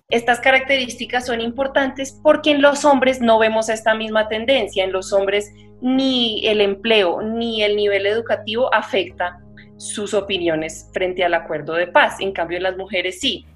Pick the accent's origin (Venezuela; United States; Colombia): Colombia; como investigadora y como mujer colombiana